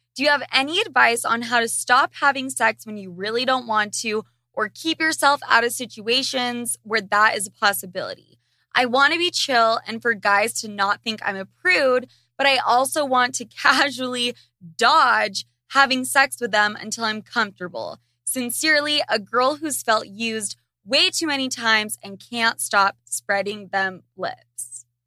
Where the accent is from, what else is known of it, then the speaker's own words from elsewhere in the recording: Utah, United States; I grew up in Utah